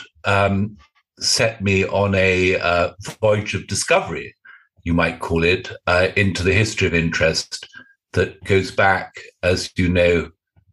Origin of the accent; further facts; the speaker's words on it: United Kingdom; I'm British.